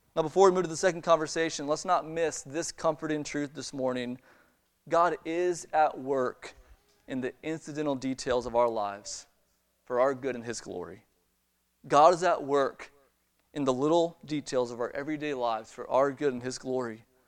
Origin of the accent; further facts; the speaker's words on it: Maryland, United States; moved away as an adult; also born or lived in Chicago; now in Alabama, United States; I grew up in Maryland